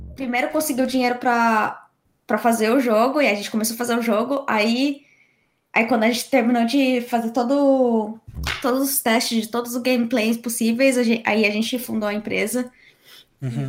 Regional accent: São Paulo and Campinas, Brazil; moved away as an adult; also born or lived in Canada; now in United Kingdom; nasci e cresci em, São Paulo e Campinas

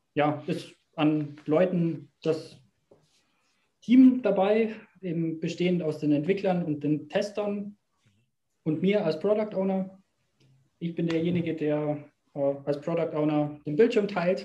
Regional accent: Bavaria, Germany; als Bayer

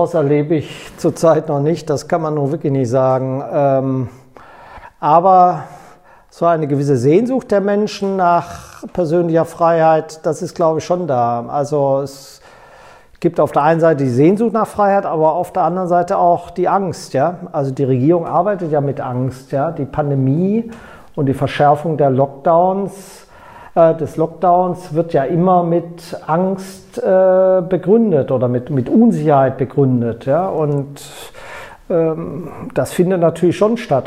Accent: Bünde, North Rhine-Westphalia, Germany; also born or lived in Baden-Württemberg; in meiner Heimatstadt Bünde

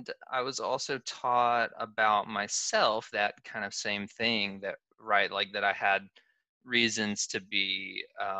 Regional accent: Southeast, United States; I grew up in the Southeast. I've always lived in the Southeast

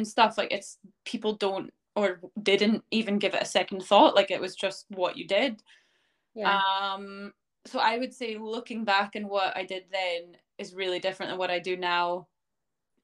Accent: Canada; moved away as an adult; now in Scotland, United Kingdom; I am originally from Canada, and I moved to Scotland to start a career in teaching

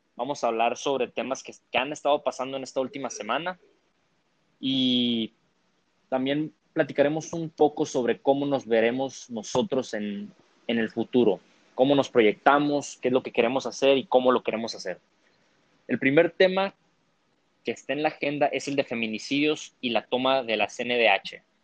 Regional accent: Mexico

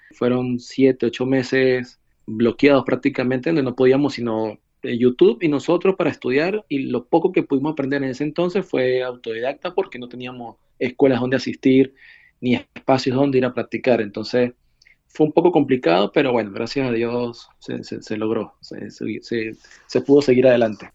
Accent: San Cristóbal, Táchira, Venezuela; first language Spanish; moved away as an adult; now in Leipzig, Germany; Yo soy de San Cristóbal, tenía una escuela de coctelería y un restaurante en San Cristóbal

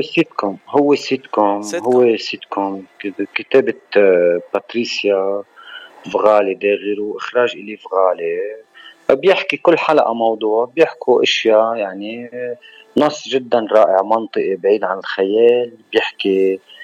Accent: Shmustar, Baalbek-Hermel, Lebanon; من بعلبك من البقاع انا ومن ضيعتي الحلوه الصغيره المهضوم باهلها وناسها ومحبينا

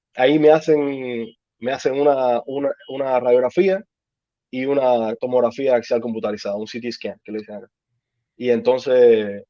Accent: Cuba; moved away as an adult; now in United States; yo llegué en 2013 de Cuba. Eh, estudié medicina, eh, estaba estudiando medicina en Cuba

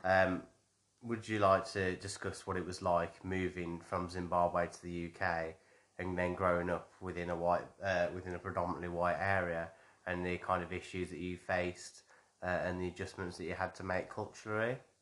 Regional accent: Wolverhampton, West Midlands, United Kingdom; moved away as an adult; also born or lived in Hampshire; I grew up in Wolverhampton in a predominantly, uh, white background

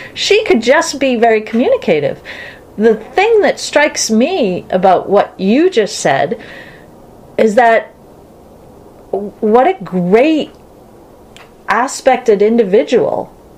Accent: Boston, Massachusetts, United States

